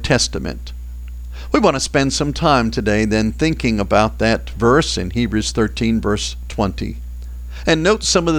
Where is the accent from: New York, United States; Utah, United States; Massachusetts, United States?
Massachusetts, United States; Boston; I grew up in Boston